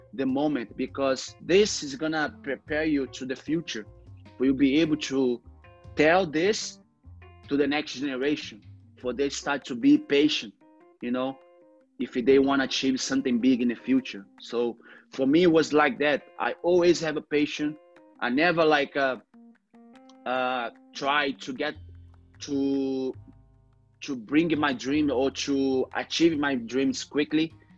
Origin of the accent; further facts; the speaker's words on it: Rio de Janeiro, Brazil; English is a second language; I grew up in Cantagalo, you know, favela in Rio de Janeiro.